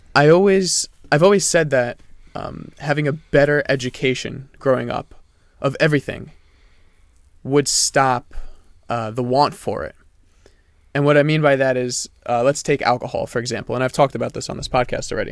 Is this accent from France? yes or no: yes; France; moved away; I'm from France